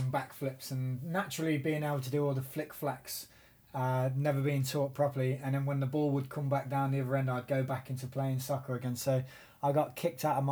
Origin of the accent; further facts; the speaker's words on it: Coventry, West Midlands, United Kingdom; I'm from Coventry in England